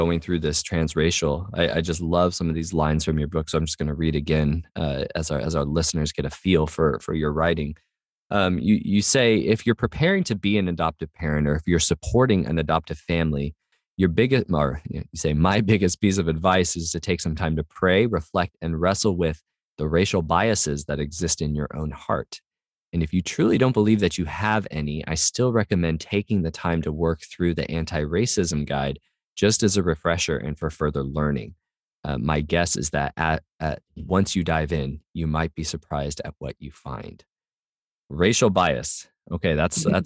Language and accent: English; California, United States; also born or lived in East Africa; I'm a Californian